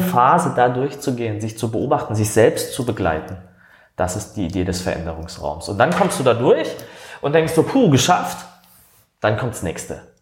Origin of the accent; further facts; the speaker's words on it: Baden-Württemberg, Germany; accent: Badisch; moved away as an adult; now in Hamburg, Germany; vielleicht hört man es aus dem Dialekt, ich komme aus dem Badischen, das ist Süddeutschland